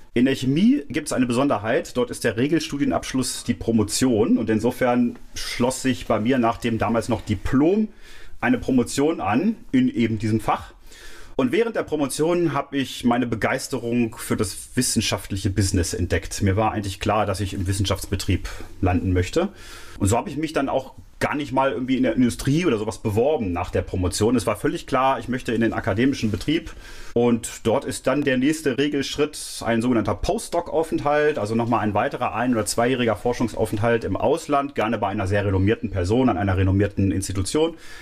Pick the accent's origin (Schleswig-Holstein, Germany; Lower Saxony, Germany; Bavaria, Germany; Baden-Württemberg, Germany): Lower Saxony, Germany; Clausthal-Zellerfeld; also born or lived in Göttingen; now in Mainz, Germany; groß geworden bin ich dann im Oberharz, im niedersächsischen Teil des Oberharzes, im geteilten Deutschland damals noch.